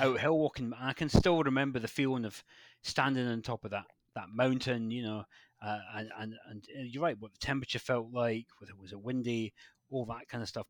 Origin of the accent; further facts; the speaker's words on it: West Highlands of Scotland, United Kingdom; moved away as an adult; also born or lived in Glasgow; now in Devon, United Kingdom; I grew up in Scotland, born in Scotland, grew up there, and then moved down to Devon